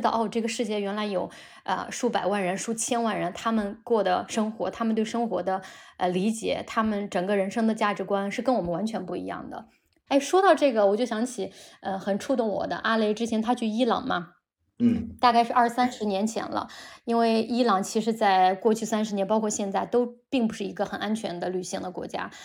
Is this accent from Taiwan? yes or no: no; China; 我们中国人